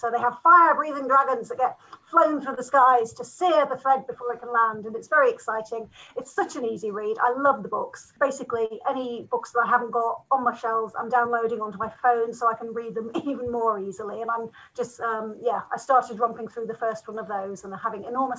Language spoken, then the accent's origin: English; Sleaford, East Midlands, United Kingdom; my hometown of Sleaford in Lincolnshire